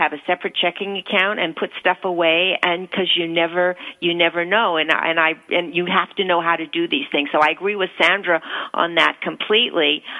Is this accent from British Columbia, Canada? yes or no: no; Toronto, Ontario, Canada; moved away as an adult; also born or lived in New York; I left home when I was 19. I was brought up in Toronto. I went to, I came to New York